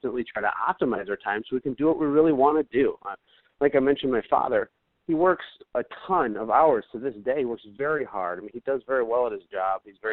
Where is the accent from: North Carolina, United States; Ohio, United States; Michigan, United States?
Michigan, United States; Flint; I grew up in Flint